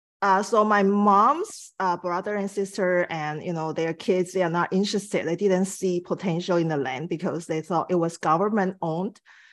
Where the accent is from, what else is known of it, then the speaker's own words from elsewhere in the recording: Taiwan; now in Vancouver, Canada; I'm originally from Taiwan. So I moved to Vancouver like 20 something years ago.